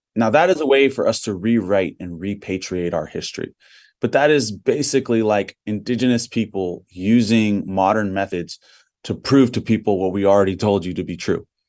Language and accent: English; Big Island of Hawaii, United States; I'm Kanakamale native Hawaiian from the Big Island of Hawaii